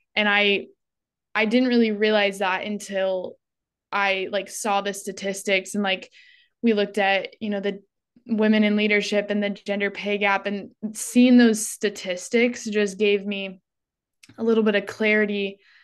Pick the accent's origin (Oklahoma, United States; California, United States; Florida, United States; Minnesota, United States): California, United States; Northern; now in Phoenix, United States; I grew up in Northern California in a really rural town, but now I live in Phoenix, Arizona.